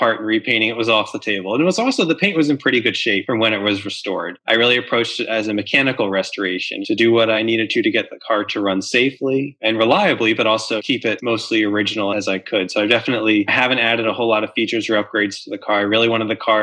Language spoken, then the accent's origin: English; Delaware, United States; moved away; When I was growing up in Delaware